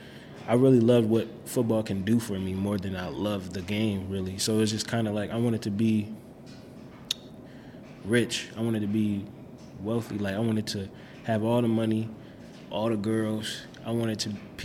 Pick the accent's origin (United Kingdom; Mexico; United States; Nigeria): United States; Minneapolis, Minnesota; growing up, like, we stayed with my grandma in Minneapolis, so we stayed on 1819 Newton